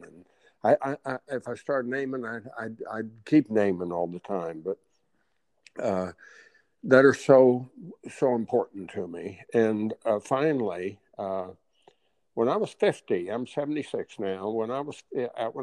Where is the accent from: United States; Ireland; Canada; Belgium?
United States; Hutchinson, Kansas; the golf course I learned how to play golf on in my hometown of Hutchinson, Kansas.